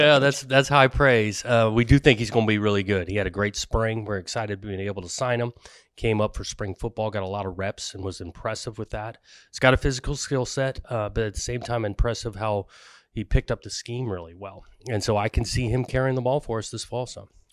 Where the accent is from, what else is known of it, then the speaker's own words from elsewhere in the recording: Southern California, United States; I grew up in Southern California going to games, uh, in, when I was young at U C L A and S C